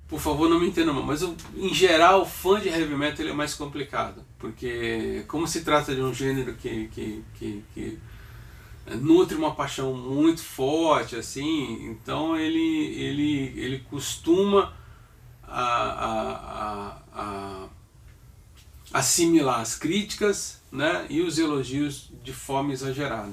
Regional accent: Santos, São Paulo, Brazil; eu sou natural de Santos

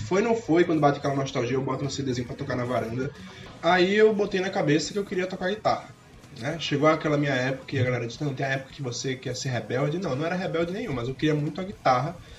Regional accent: Recife, Pernambuco, Brazil; moved away as an adult; also born or lived in Piedade, Jaboatão dos Guararapes; eu sou recifense, velho. Que eu nasci em Recife. Agora eu moro em Piedade, mas desde pirralho

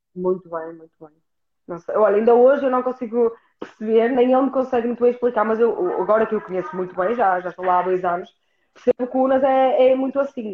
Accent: Norte, Portugal; accent: northern

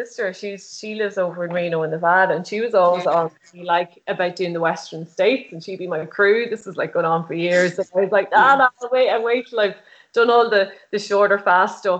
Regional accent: Dundalk, County Louth, Ireland; I'm from Dundalk, and I just moved out the road a bit closer to Carlingford

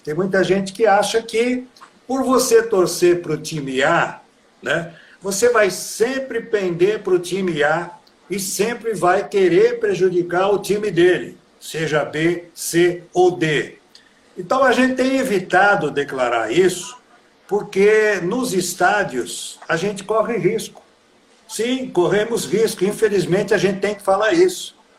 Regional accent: Americana, São Paulo, Brazil; eu sou nascido em Americana, nascido, criado e envelhecido aqui em Americana

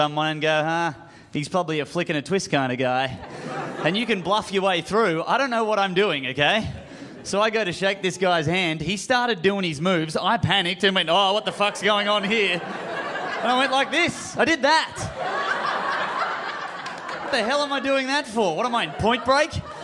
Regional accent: Australia; I am from Australia

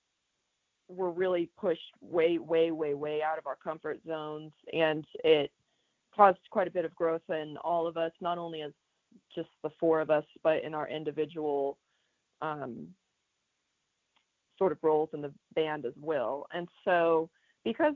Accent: Atlanta, Georgia, United States; We're from Atlanta, Georgia

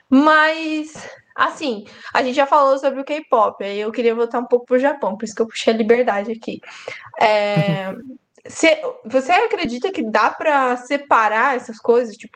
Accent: Brazil; eu sou brasileira e eu tenho direito de reclamar do meu próprio país, entendeu?

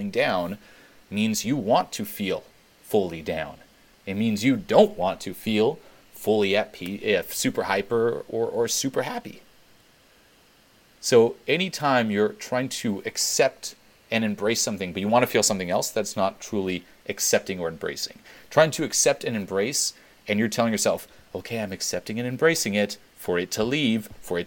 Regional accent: Switzerland; I grew up in Switzerland

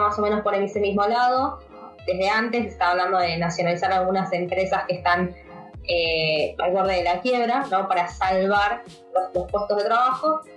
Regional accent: Argentina; acá en Argentina

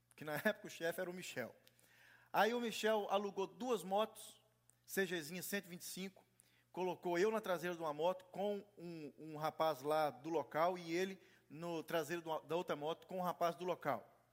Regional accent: Brazil; moved away

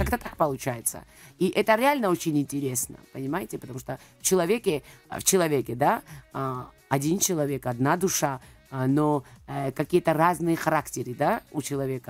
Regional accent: Georgia; Russian is a second language; я грузинка, да, а, я выросла в Грузии, родилась там

